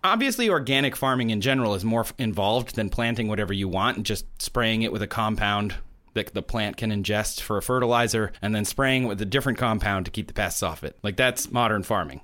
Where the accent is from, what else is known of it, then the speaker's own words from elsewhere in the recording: Midwest, United States; now in Los Angeles, United States; I'm from the Midwest, uh, where the corn comes from.